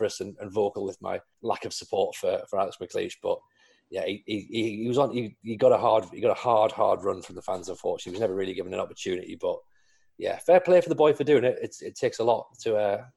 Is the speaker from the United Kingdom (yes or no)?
yes; the Northeast, North East England, United Kingdom; I grew up in the Northeast